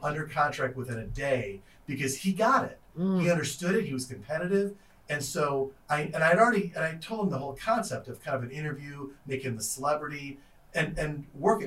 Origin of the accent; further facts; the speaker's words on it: Chicago, Illinois, United States; moved away as an adult; also born or lived in Iowa; when I was growing in Chicago